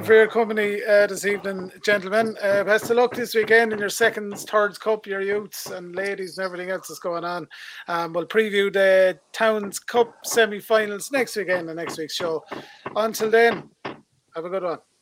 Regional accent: Kiltegan, Leinster, Ireland; now in Carlow, Ireland; I live in Carlow, but I'm originally from Kiltegan

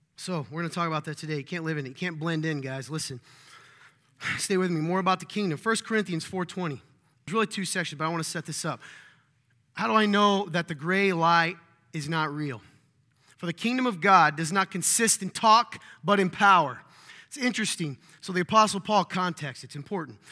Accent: the South, United States; I'm from the South

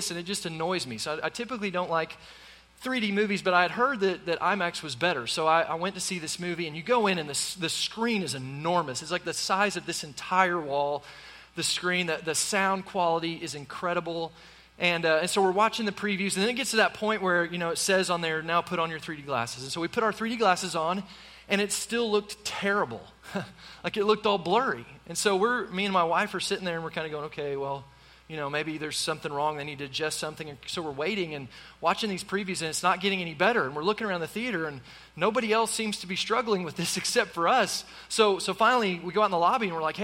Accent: Tulsa, Oklahoma, United States; I grew up in Tulsa, Oklahoma

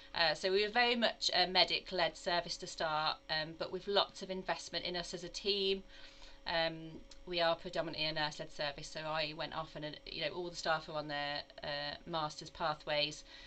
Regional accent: Midlands, United Kingdom; moved away as an adult; also born or lived in Dudley / Worcester; now in North Devon, United Kingdom; you can probably tell from my accent uh, that I'm actually not from the southwest, but I'm actually from the Midlands.

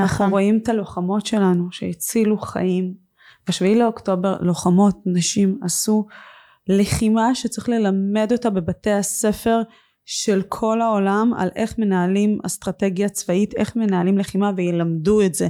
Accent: Israel; also born or lived in Russia; כשעליתי לארץ בגיל שש

